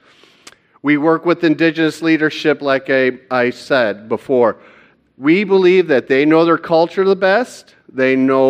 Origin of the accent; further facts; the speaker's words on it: Hudsonville, Michigan, United States; also born or lived in Kalamazoo, Michigan; I'm from Hudsonville, Michigan, and I'm a member of Cornerstone United Reformed Church there.